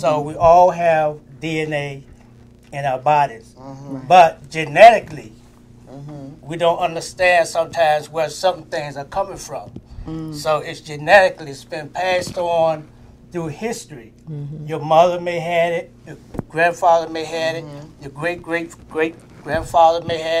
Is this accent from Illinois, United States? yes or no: no; North Carolina, United States; I grew up in North Carolina